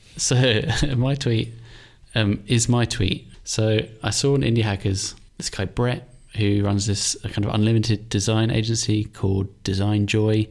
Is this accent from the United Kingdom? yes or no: yes; England, United Kingdom; moved away as an adult; also born or lived in Ireland / Finland / Cape Town / Saudi Arabia; now in Mauritius; I'm from England, I'm Irish, Finnish, so we both lived in each country